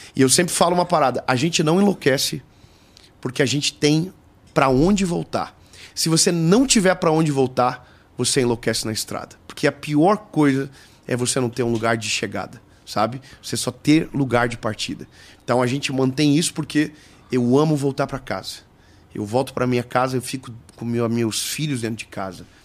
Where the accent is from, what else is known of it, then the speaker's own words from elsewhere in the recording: Joinville, Santa Catarina, Brazil; Eu sou de Joinville, eu sou de uma cidade de 600 mil pessoas. Então, eu estaria extremamente feliz se ficasse só lá. Inclusive, eu nunca mudei, porque eu amo a minha cidade